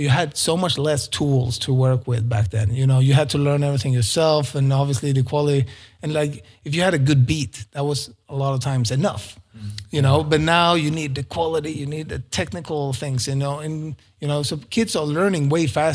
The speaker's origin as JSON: {"language": "English", "country": "Sweden", "tie": "born or raised there", "also_born_or_lived": "Stockholm", "moved": "as an adult", "said": "it's crazy expensive in Stockholm compared to my hometown"}